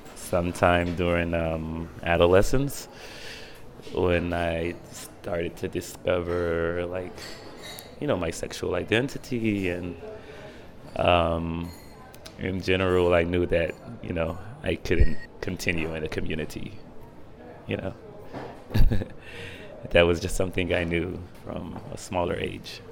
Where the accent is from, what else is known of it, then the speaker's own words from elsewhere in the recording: Dimona, Southern District, Israel; moved away as an adult; now in Tel Aviv, Israel; I grew up in Dimona in the Hebrew community.